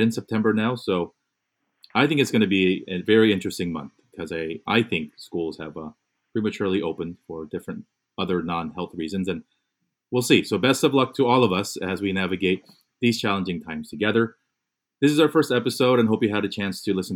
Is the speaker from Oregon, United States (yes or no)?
no; Fullerton, California, United States; born or raised there; also born or lived in Korea / New York / Michigan; now in Los Angeles, United States